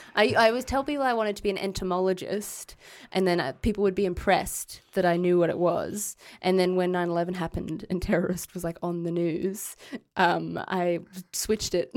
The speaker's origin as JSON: {"language": "English", "region": "Queensland", "country": "Australia", "said": "we are from Queensland and we don't know anyone here."}